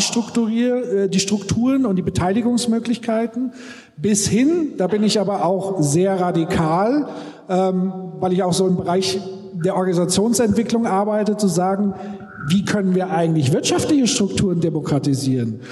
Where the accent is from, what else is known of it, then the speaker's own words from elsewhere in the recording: Würzburg, Bavaria, Germany; bei uns in Würzburg